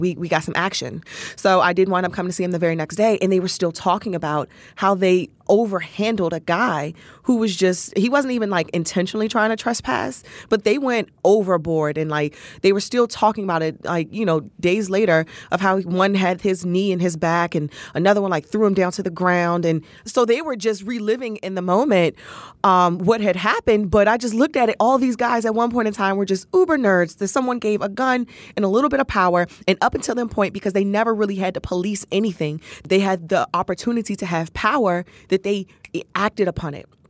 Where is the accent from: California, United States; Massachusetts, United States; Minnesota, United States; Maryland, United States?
Maryland, United States; Capitol Heights; also born or lived in Mitchellville, Maryland; I grew up in uh, Capitol Heights, Maryland. Um, we lived uh, in Capitol Heights and then moved to Mitchellville, Bowie area.